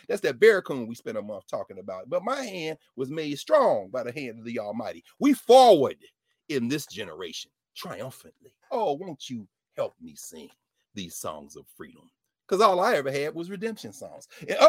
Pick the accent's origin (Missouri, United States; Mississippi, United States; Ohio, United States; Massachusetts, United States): Mississippi, United States; You know, I'm from Mississippi.